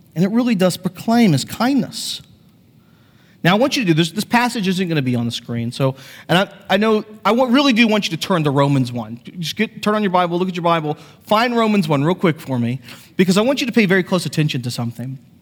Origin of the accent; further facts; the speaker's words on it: United States; I grew up on the Chesapeake Bay